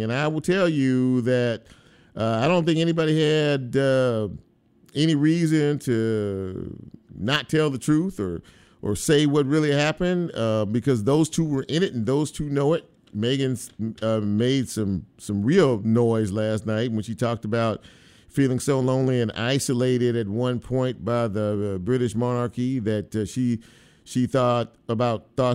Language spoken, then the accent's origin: English; California, United States; California, which is my home state